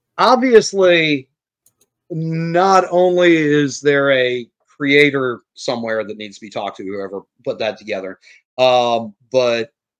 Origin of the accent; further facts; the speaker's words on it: New Orleans, Louisiana, United States; I'm from New Orleans.